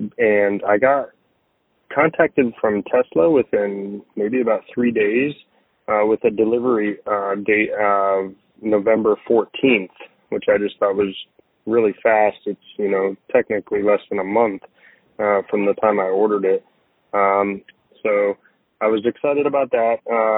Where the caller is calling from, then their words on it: Weeki Wachee, Florida, United States; I'm calling from Wikiwachi, Florida.